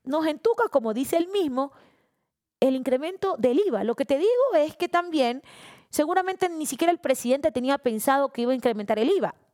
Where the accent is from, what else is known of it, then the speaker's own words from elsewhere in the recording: Esmeraldas, Ecuador; Yo no soy buquelista, yo soy ecuatoriana, ñaño esmeraldeña.